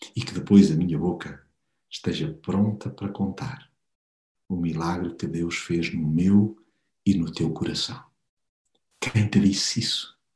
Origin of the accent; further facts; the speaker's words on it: Portugal; nós como portugueses